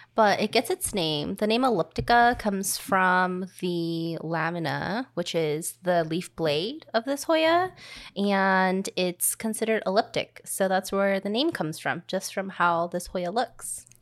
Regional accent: Louisiana, United States; I was born in the South from Louisiana

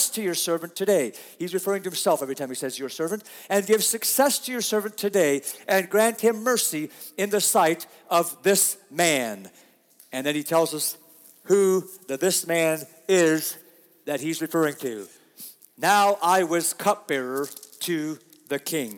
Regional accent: United States; We are such American Christians

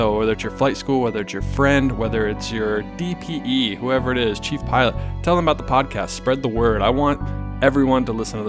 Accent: East Coast, United States; I grew up in the East Coast and there wasn't much backcountry flying to be had

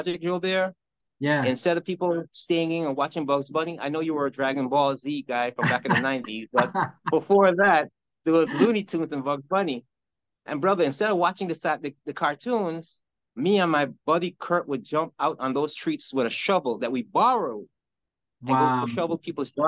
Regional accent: Guyana; now in New Jersey, United States; I'm from Guyana, South America

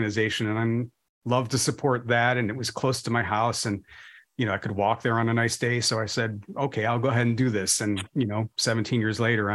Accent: Chicago suburbs, Illinois, United States; also born or lived in DeKalb; I was raised in kind of blue collar suburbs

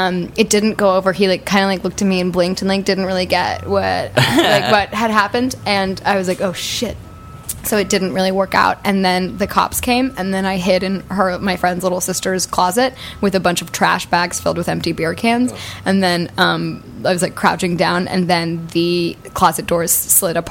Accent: Northern California, United States; Grew up in Northern California

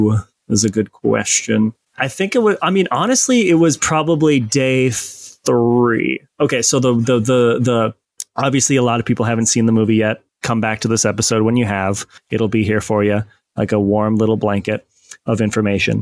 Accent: Midwest, United States; I'm a motherfucker from the Midwest

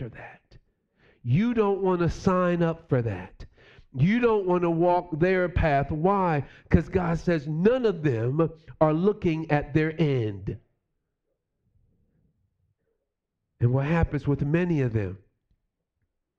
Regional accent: New York City, New York, United States; moved away; me growing up in New York City

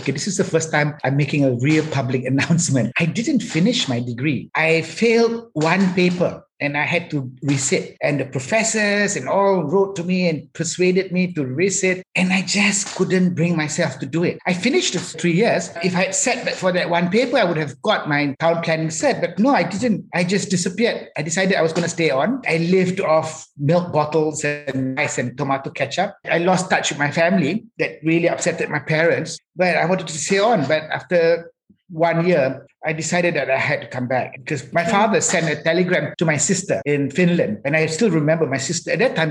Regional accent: Penang, Malaysia; also born or lived in Johor / Kuala Lumpur / Ipoh; I was born in Johor, 58. Right. 62, 63, I was in Kuala Lumpur. 66, 7, we were in Ipoh. 68, I came to Penang. That gives my age straight away. So I've been here for 54 years.

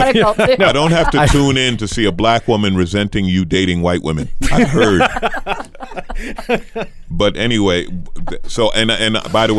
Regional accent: New York, United States; now in Los Angeles, United States; I live in L.A. I grew up in New York. I live in L.A., and I've always loved living in L.A.

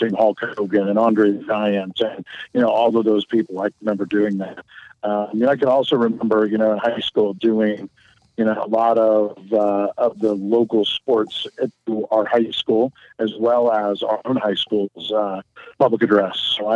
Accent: Pleasant Hill, Ohio, United States; also born or lived in Ashland, Ohio / Fairborn, Ohio; I grew up in a small town near Troy, Ohio, Pleasant Hill

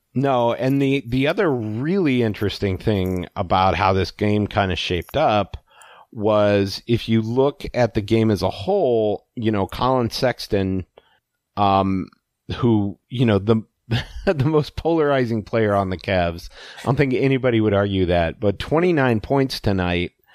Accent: Alaska, United States; when I was growing up in Alaska

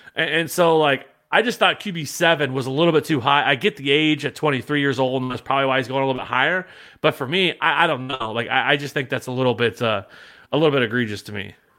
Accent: Kansas City, Missouri, United States; I'm from Kansas City

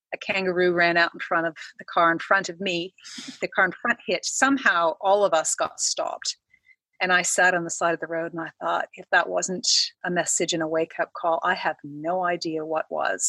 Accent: Canada; moved away as an adult; now in Australia; I am Canadian, came to Australia about 10 years ago for a job.

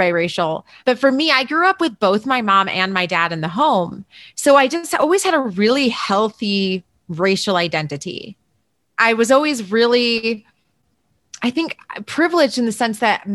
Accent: Berrien Springs, Michigan, United States; now in Denver, United States; I grew up in, I always say it's like a one horse town, two stoplights, really small place called Berrien Springs, Michigan.

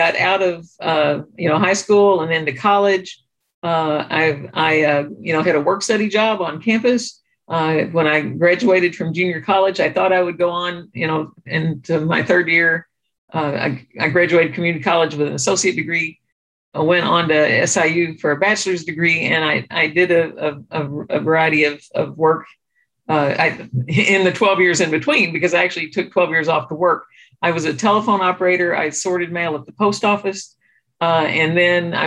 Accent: Hardin County, Southern Illinois, United States; now in St. Louis, United States; I'm from rural Southern Illinois. I grew up in Hardin County, which is on the southeast tip of the state.

